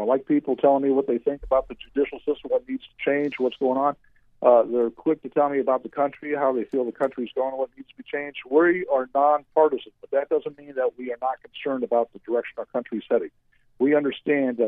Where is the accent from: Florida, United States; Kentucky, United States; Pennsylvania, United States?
Florida, United States; Orange County; now in Seminole County, United States; I grew up in Orange County, but as I graduated and I came back, Orange County just wasn't the same to me when Disney came